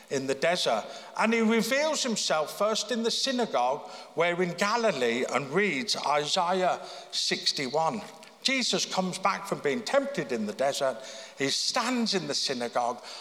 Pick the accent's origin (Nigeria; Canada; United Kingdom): United Kingdom; Birmingham; born there; now in Belfast, United Kingdom; I mean, I was born in Birmingham. People were born here in Belfast. I was obviously very fortunate, you know, to be born where I was.